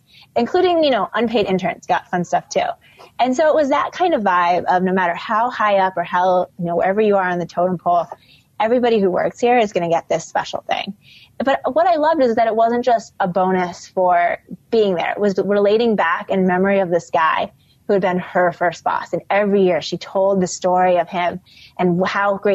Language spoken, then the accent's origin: English; Midwest, United States; now in New York, United States; I grew up in the Midwest.